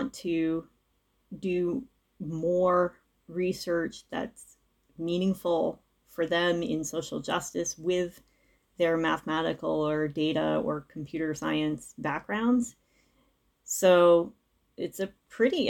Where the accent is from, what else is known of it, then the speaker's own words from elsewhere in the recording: Providence, Rhode Island, United States; moved away as an adult; also born or lived in Chicago; I'm actually from the Providence area.